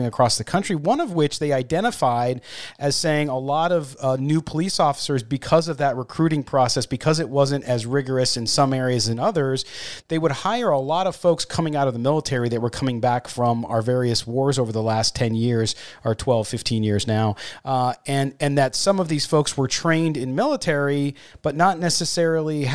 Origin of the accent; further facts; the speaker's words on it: California, United States; now in Nevada, United States; we grew up in California.